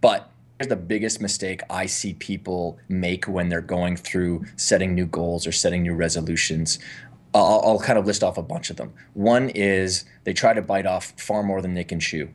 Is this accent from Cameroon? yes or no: no; Canada; I'm from Canada